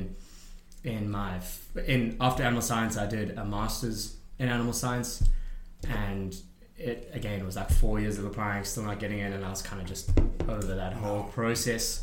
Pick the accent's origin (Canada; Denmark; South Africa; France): South Africa; moved away; you get a really well-renowned degree at home, but in South Africa